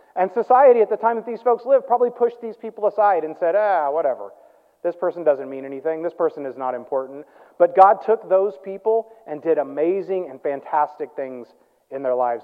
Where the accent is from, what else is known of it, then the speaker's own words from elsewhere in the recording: Midwest, United States; I grew up in the Midwest